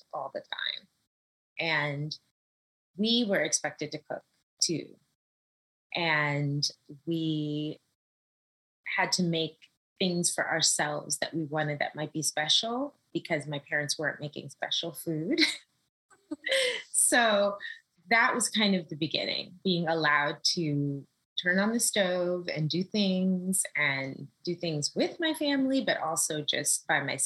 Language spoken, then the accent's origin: English; Los Angeles, California, United States; moved away as an adult; now in New York City, United States; I'm from Los Angeles, born and raised